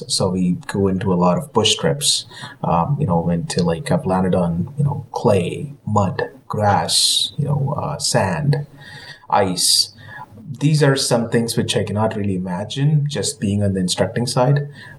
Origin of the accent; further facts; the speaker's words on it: Kamloops, British Columbia, Canada; Kamloops, BC, it was kind of the place where I, you know, if you want to call it, that is kind of my hometown growing up in Canada.